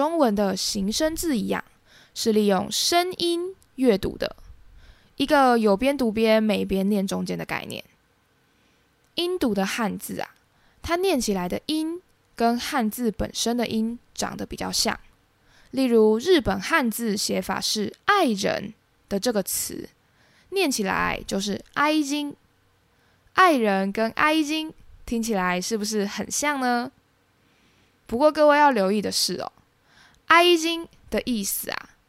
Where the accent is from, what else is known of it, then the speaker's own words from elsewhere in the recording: Taiwan; 身为台湾人，日本是很多人第一次自助旅行时的首选。除了因为日本地理位置相对靠近台湾，台湾跟日本之间交流频繁之外